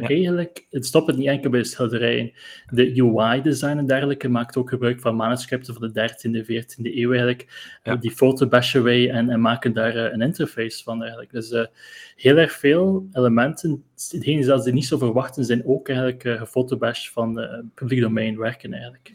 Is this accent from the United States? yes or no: no; Bruges, Flanders, Belgium; eigenlijk ben ik van Brugge origineel